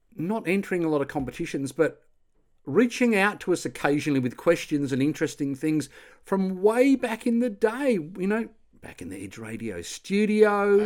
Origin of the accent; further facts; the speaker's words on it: Australia; I'm Australian